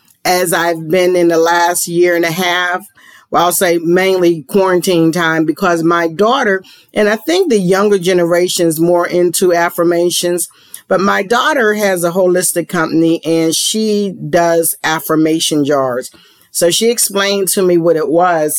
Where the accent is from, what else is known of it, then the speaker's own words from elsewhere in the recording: Pittsburgh, Pennsylvania, United States; now in Georgia, United States; I'm from Pennsylvania and Pittsburgh